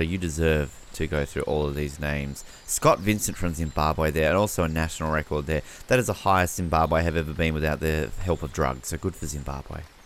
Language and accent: English; Australia; I was upset as an Australian